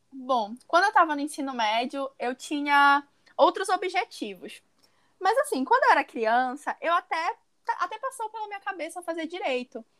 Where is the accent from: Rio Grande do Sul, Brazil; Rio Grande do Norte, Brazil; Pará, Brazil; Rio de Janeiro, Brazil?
Pará, Brazil; sou do Pará